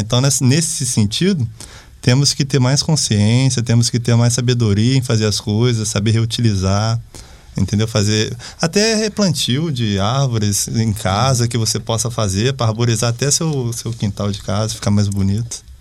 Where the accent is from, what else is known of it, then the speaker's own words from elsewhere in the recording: Bananal, São Paulo, Brazil; eu sou lá de Bananal